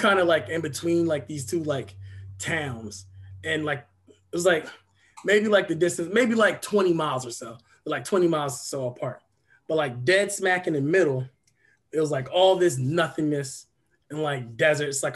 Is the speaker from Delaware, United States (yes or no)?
yes; Dover, Delaware, United States; I grew up in Dover, Delaware